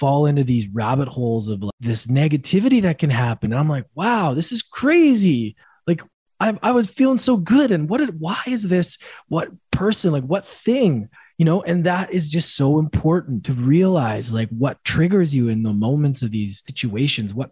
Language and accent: English; Canada; moved away